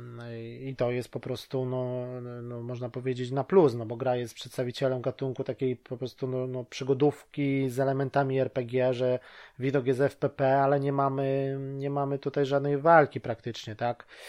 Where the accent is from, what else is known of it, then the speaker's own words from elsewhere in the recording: Łódź, Łódź Voivodeship, Poland; now in United Kingdom; tutaj teraz mieszkam w Wielkiej Brytanii, ale ogólnie jestem z Łodzi